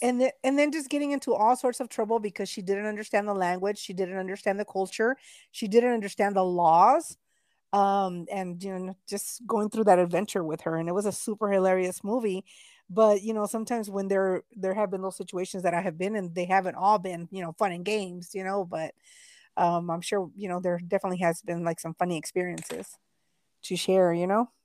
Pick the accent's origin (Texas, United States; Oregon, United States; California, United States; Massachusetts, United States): Texas, United States; I was born here in Texas, but my parents are from Mexico.